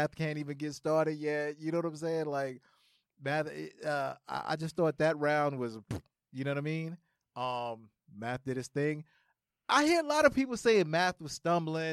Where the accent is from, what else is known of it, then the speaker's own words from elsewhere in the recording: New York City, New York, United States; we're from the Mecca, right, and we grew up in this